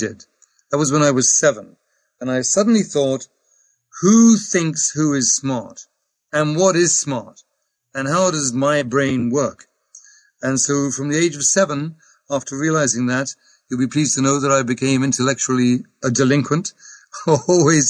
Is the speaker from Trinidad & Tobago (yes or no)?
no; England, United Kingdom; I am English.